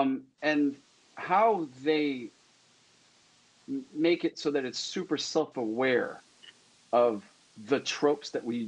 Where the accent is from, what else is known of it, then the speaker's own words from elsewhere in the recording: Philippines; And to add to that is, I'm Filipino, and the Filipino culture is filled with like superstitious stuff